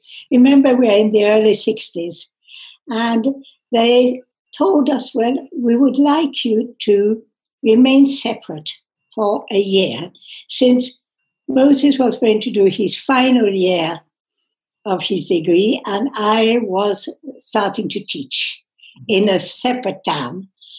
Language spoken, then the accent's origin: English; England, United Kingdom; born there; moved away as an adult; also born or lived in France; I was born in England in 1940. I was educated in France. I studied at the university in Reading in Berkshire.